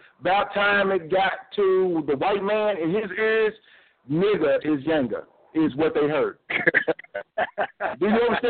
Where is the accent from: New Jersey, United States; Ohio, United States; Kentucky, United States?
Kentucky, United States; Louisville; Yes, I'm from Louisville. But I try to tell my wife, it's not like the Kentucky you know.